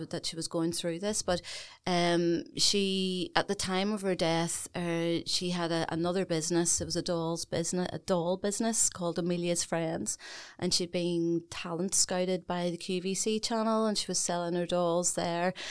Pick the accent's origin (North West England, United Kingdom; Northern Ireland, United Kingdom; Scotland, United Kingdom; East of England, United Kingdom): Northern Ireland, United Kingdom; Belfast; I'm Belfast born and bred